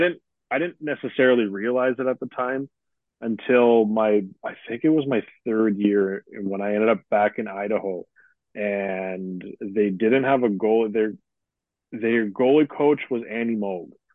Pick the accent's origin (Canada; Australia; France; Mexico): Canada; Sudbury, Ontario; Growing up in Northern Ontario